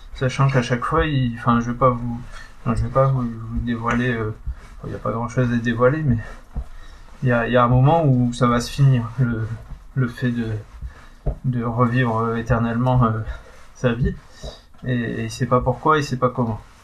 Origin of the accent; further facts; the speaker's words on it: Pas-de-Calais, Hauts-de-France, France; je suis du Pas-de-Calais